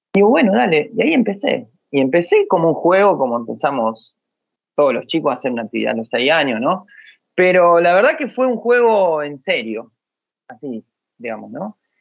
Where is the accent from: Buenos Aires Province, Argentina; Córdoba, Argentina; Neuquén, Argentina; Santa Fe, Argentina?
Santa Fe, Argentina; a town near Rosario; also born or lived in Buenos Aires; yo crecí, me hice eh, músico acá en el pueblo